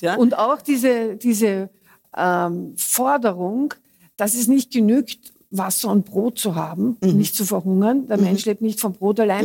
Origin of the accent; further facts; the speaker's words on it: Austria; bei uns in Österreich